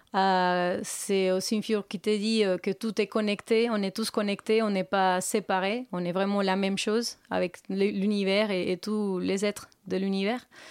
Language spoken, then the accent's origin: French; Colombia; French is a second language; moved away as an adult; now in Paris, France